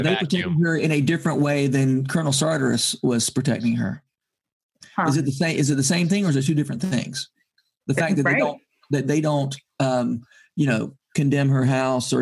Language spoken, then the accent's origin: English; Georgia, United States; having grown up in Georgia